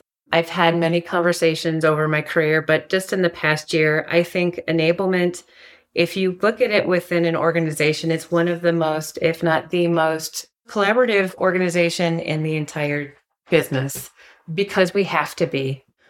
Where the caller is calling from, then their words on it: Trinidad, Colorado, United States; I am dialing in from Southern Colorado. If you've ever heard of Trinidad, Colorado, it is about 20 miles north of the New Mexico border.